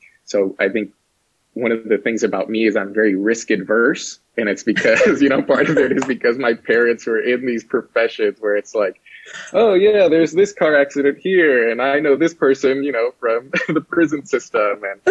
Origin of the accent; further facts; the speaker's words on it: Santa Maria, California, United States; I was born and raised down in Santa Maria, where I still live actually to this day.